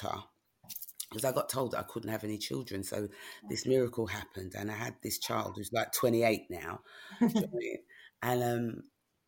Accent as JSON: {"language": "English", "region": "London", "country": "United Kingdom", "tie": "born or raised there", "said": "And growing up in New Cross, I mean, all my cousins, there were a lot of cousins nearby."}